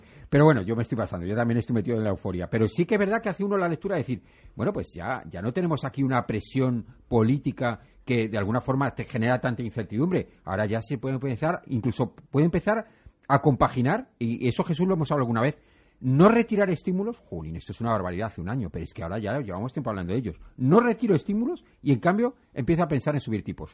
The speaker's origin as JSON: {"language": "Spanish", "country": "Spain"}